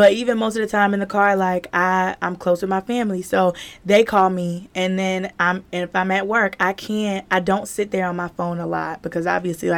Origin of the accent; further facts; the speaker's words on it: South Carolina, United States; also born or lived in Myrtle Beach; I am originally from South Carolina. And I moved down to Myrtle Beach to go to college